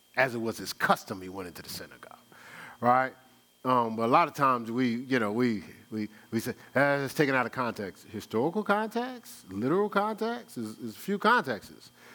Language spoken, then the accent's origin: English; Newark, New Jersey, United States; I'm from Brick City, New Jersey